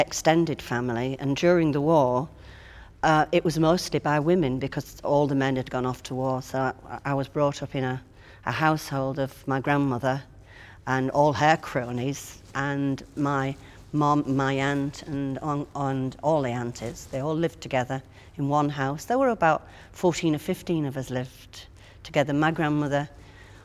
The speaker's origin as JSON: {"language": "English", "town": "Hull", "region": "Yorkshire and the Humber", "country": "United Kingdom", "tie": "born or raised there", "said": "I was born in Hull, which was a fishing town, a big, big fishing town"}